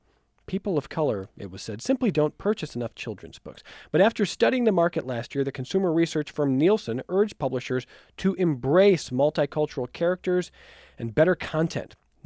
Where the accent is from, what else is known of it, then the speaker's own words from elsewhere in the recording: Cleveland, Ohio, United States; I'm from Cleveland. He's my hero.